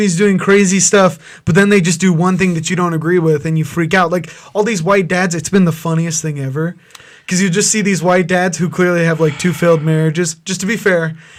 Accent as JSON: {"language": "English", "country": "United States", "said": "We're all American consumers."}